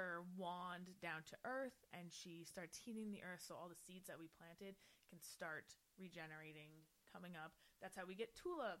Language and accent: English; Ireland; I am the Irish, and I can't remember if it's St. Patrick or someone.